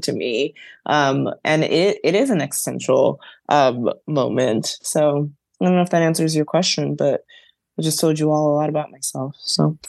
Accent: New York City, New York, United States; I grew up in the Bronx and I went to public school up until seventh grade

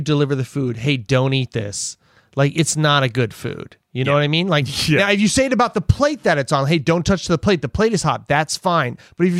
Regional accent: Pennsylvania, United States; I'm from Pennsylvania

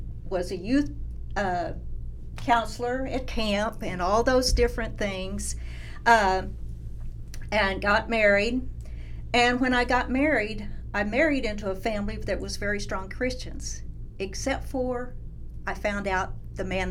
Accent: Norman, Oklahoma, United States; I'm born and raised in Norman.

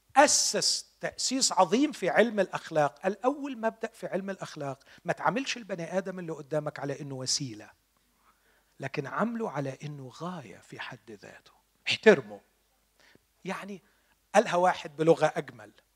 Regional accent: Egypt; عندنا في مصر

